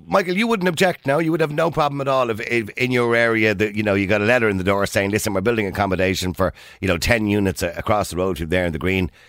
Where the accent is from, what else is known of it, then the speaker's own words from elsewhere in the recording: London, United Kingdom; I grew up in London and blacks, Polish, Romanians and foreigners get more respect than the travellers in this country.